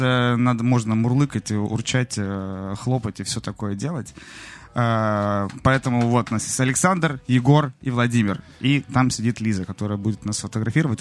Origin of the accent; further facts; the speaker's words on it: Novosibirsk, Novosibirsk Oblast, Russia; moved away; я из Новосибирска, у нас со снегом все в порядке